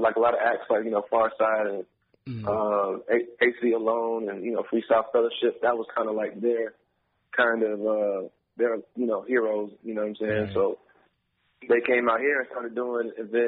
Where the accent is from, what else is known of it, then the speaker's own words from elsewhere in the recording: Atlanta, Georgia, United States; also born or lived in Raleigh, North Carolina; I'm pretty much from Atlanta. I've been in Atlanta as a, like, real resident since I was, like, five